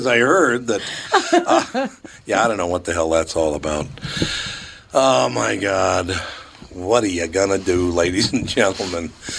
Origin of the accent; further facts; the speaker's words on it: Minneapolis, Minnesota, United States; Growing up in Minneapolis and St. Paul, if you've been here